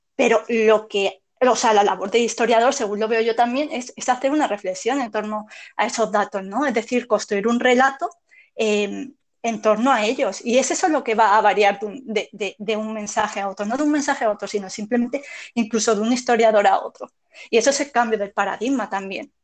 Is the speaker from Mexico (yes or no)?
no; Spain; lo que somos como españoles